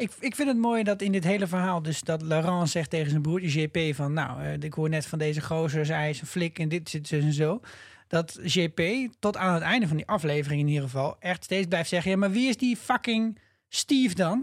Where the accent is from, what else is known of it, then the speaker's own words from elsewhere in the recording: Netherlands; als Nederlanders